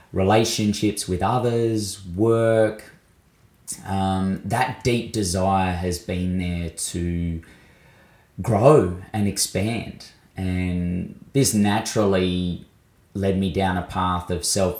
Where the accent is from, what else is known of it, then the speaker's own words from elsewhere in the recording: Mildura, Victoria, Australia; also born or lived in Bathurst, New South Wales; now in Adelaide, Australia; I was born on Wiradjuri country in Bathurst of New South Wales and grew up for most of my life on Lachi Lachi and Barkindji country in Mildura in Victoria.